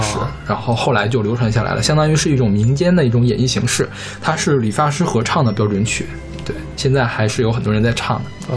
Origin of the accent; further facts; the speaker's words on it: China; 咱们就是中国人